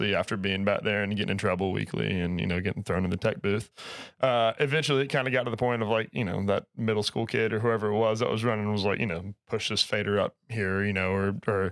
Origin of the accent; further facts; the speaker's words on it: North Carolina, United States; I grew up in North Carolina